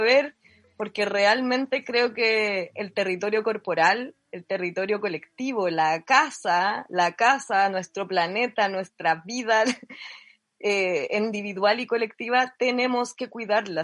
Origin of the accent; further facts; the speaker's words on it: Chile; accent: Chilean; moved away as an adult; also born or lived in Catalonia; now in Spain; yo hablo como muy chileno